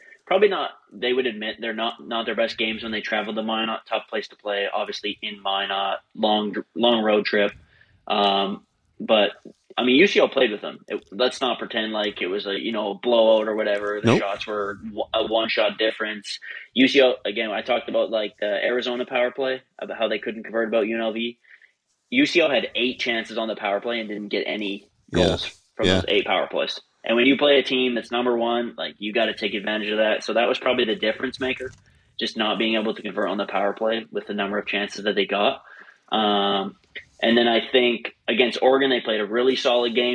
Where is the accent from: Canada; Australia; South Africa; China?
Canada; moved away as an adult; now in United States; I'm a Canadian